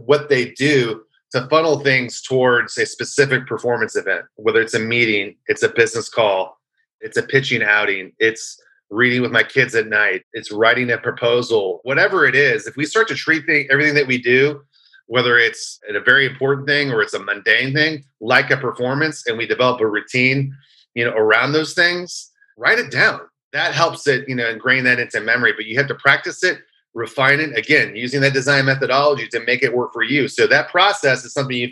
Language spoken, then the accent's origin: English; California, United States; I'm from California